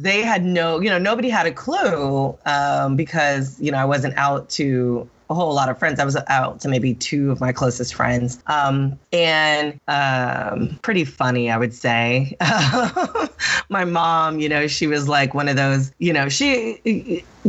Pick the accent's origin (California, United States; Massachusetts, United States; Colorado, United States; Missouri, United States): California, United States; Sacramento; also born or lived in San Francisco; I am originally from California, Northern California, um, from Sacramento and San Francisco.